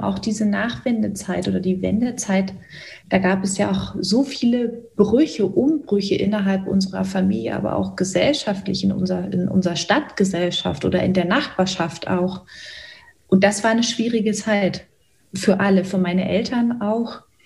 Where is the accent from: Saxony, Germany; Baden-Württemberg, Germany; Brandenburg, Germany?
Brandenburg, Germany; Cottbus; also born or lived in Hoyerswerda; Ich bin so Ende der 70er Jahre in Hoyerswerda geboren, bin dann vier Jahre später in Cottbus, das ist in Brandenburg, weiter aufgewachsen